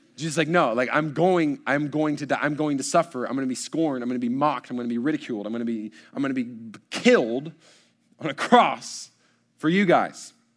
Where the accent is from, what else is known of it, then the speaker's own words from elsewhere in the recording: College Station, Texas, United States; I was born in College Station. I've lived here the entirety of my days